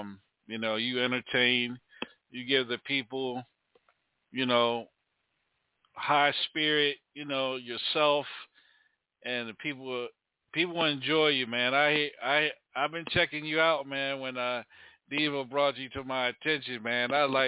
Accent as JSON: {"language": "English", "region": "Maryland", "country": "United States", "lives_now": "Charlotte, United States", "said": "I'm from Maryland, but I'm here in Charlotte."}